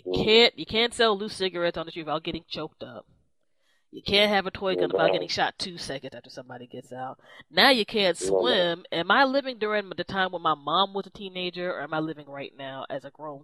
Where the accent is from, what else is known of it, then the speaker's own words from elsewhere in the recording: Maryland, United States; this is my home state.